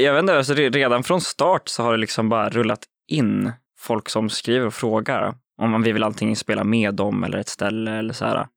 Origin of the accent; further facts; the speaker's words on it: Uppsala, Uppsala County, Sweden; Jag och Frans är från Uppsala